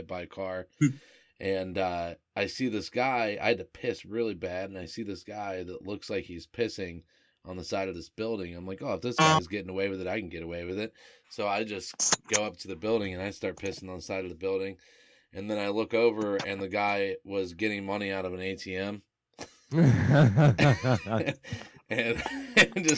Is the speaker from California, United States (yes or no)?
no; Texas, United States; now in Ohio, United States; I grew up in Texas, but my entire family was from here.